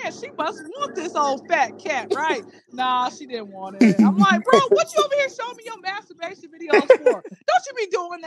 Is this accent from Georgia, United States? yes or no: yes; Atlanta, Georgia, United States; I am from Atlanta, Georgia